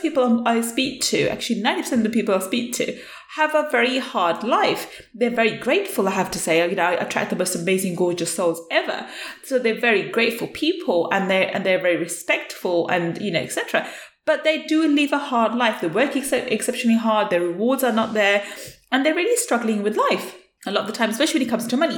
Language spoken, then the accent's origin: English; United Kingdom; as a British Asian young woman growing up, In UK, I was born in UK and I was brought up in UK